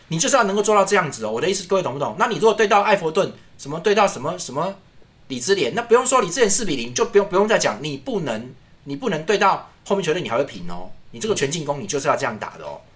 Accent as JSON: {"language": "Chinese", "country": "Taiwan", "said": "我们是台湾人"}